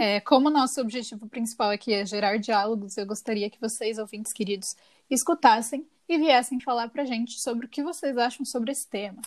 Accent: São Paulo, Brazil; moved away as an adult; also born or lived in São José do Rio Preto; eu saí da minha cidade natal e fui morar em outra cidade, em São José do Rio Preto, que é um pouco longe de São Paulo

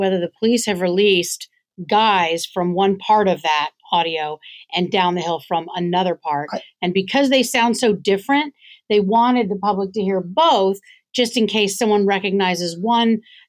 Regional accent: the South, United States; to me as a Southerner, the only Southerner in the room

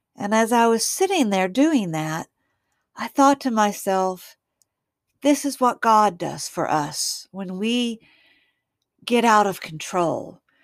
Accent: Waxahachie, Texas, United States; I kind of live out in the country from my hometown of Waxahachie, Texas.

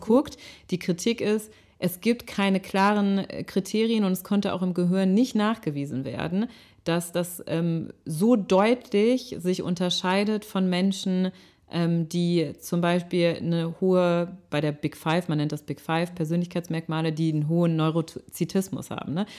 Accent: Rhineland, Germany; moved away as an adult; now in Hamburg, Germany; ich komme aus dem Rheinland, ich bin im Rheinland aufgewachsen

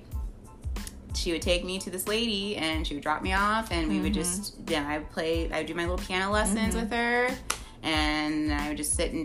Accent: Bedford, Texas, United States; also born or lived in Irving, Texas / Arlington, Texas; I grew up around the HEB, Hirschfields-Bedford area.

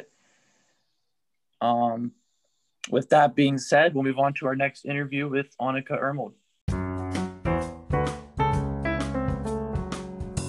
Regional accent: Mechanicsburg, Pennsylvania, United States; we're from Mechanicsburg

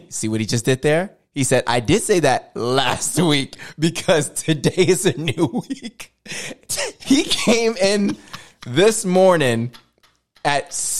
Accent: Fayetteville, United States; More exposure. I'm from Fayetteville. I ain't going nowhere.

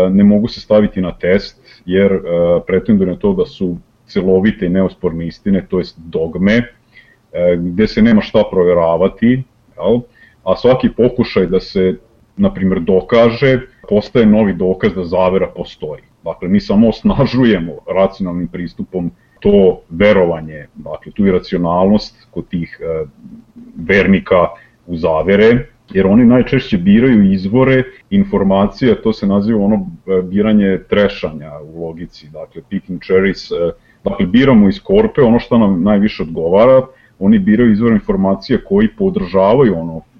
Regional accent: Serbia

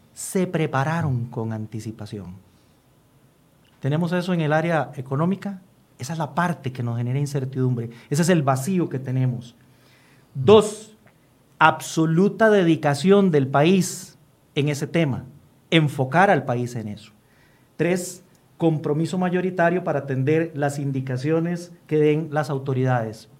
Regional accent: Costa Rica; como costarricenses

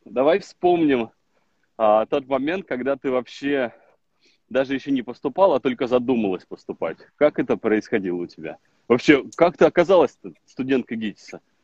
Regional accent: Vologda, Vologda Oblast, Russia; я из Вологды

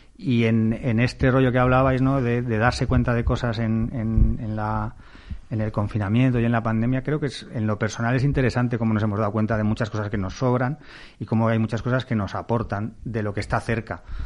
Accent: Castile, Spain; como mi padre soy castellano

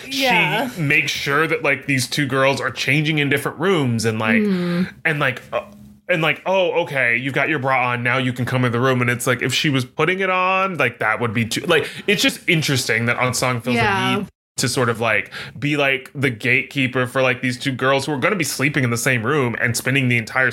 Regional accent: the South, United States; also born or lived in Dallas, Texas / Louisiana; I grew up in Texas and Louisiana.

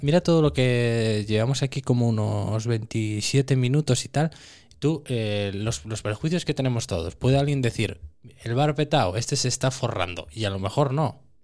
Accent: Concejo de Laviana, Asturias, Spain; yo soy del Consejo de Gaña

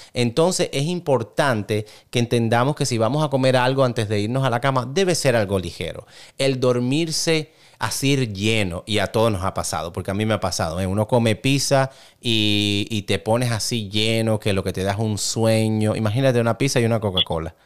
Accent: Cuba; yo soy cubano, eh, prácticamente llevo café en mis venas

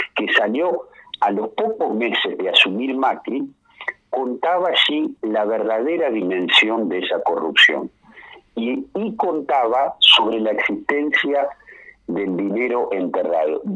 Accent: Navarro, Buenos Aires Province, Argentina; moved away; also born or lived in southern Argentina; yo soy un hombre de la provincia de Buenos Aires, que la conozco mucho, la provincia, más allá de que me tocó vivir en el sur. Sí. Eh, yo soy nacido en Navarro

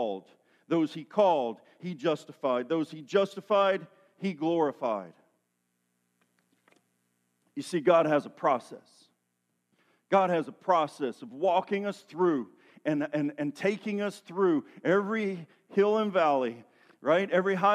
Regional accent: Tennessee, United States; I'm from Tennessee, where there's a lot of hills and valleys and mud

